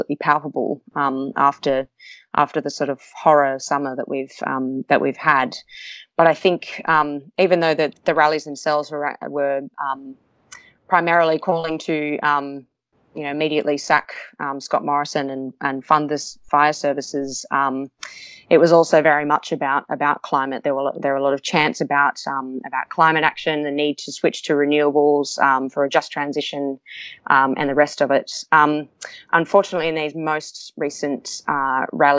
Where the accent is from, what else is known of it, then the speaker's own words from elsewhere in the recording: Newcastle, New South Wales, Australia; in my hometown of Newcastle, which is near the one of the biggest coal mining regions